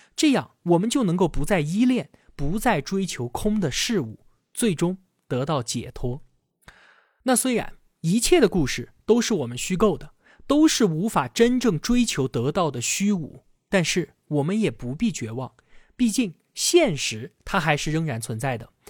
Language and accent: Chinese; China; 我们中国人